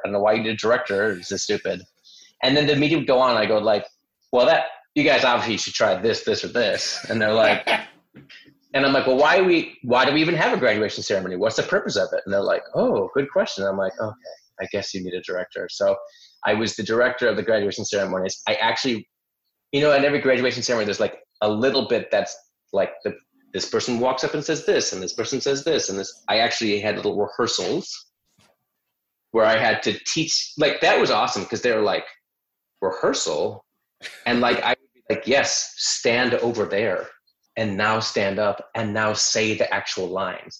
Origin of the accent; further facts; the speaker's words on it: Chicago, Illinois, United States; moved away as an adult; also born or lived in New York; my hometown, which is Chicago